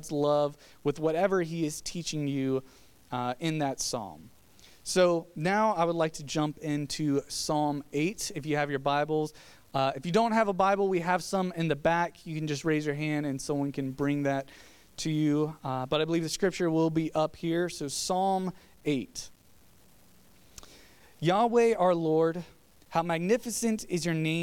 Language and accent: English; Virginia, United States; now in Georgia, United States; Growing up in Virginia